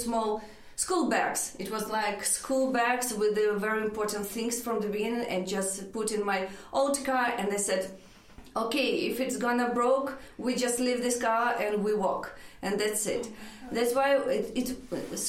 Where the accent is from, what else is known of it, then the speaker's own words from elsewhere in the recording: Ukraine; English is a second language; moved away as an adult; now in Kenmare, Ireland; We came straight from Dublin, so straight from Ukraine. Ukraine, Dublin, Kenmare